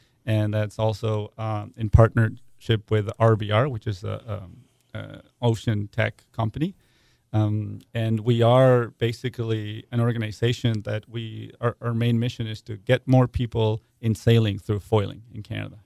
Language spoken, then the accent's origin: English; Buenos Aires, Argentina; moved away; I'm actually from Argentina